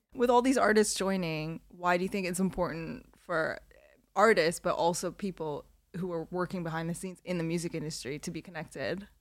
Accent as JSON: {"language": "English", "country": "Canada", "tie": "born or raised there", "also_born_or_lived": "Korea", "moved": "as an adult", "lives_now": "United Kingdom", "said": "born in Korea, grew up in Canada"}